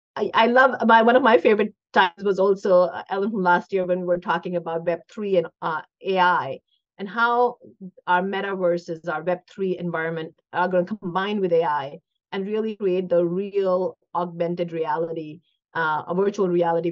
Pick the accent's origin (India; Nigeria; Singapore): India; now in United States; I grew up in India